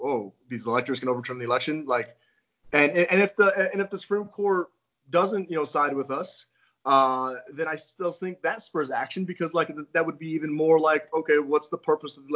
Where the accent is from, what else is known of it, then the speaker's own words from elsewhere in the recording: Arizona, United States; moved away; also born or lived in Colorado / Las Vegas; I grew up in Arizona